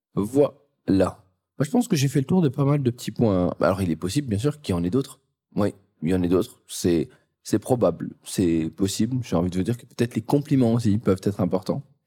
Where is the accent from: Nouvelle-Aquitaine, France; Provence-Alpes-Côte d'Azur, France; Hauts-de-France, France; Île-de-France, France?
Hauts-de-France, France; the North; je viens du Nord, donc ce euh, c'est pas non plus euh, le lieu où il fait le plus beau.